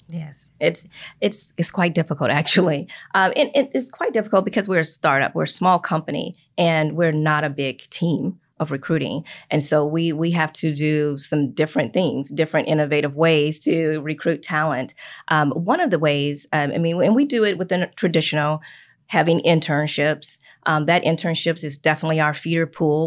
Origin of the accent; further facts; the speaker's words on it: Chicago, Illinois, United States; moved away as an adult; also born or lived in Minnesota; now in Indiana, United States; I'm from Chicago, Illinois, so I'm not even from Indiana, but I've been here for about twenty-four years